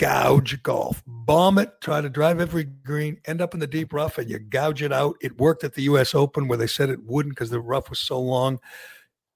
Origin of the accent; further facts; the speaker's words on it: Chelmsford, Massachusetts, United States; my hometown